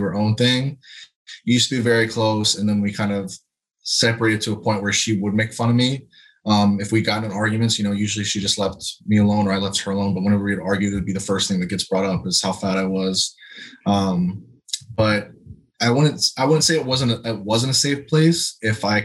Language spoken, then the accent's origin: English; Lakeland, Florida, United States; So I'm originally from Lakeland, Florida. Grew up with my sister and mom.